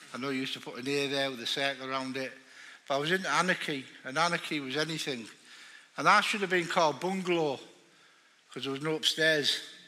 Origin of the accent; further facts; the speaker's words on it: the north of England, United Kingdom; I'm just a big fat northerner, right?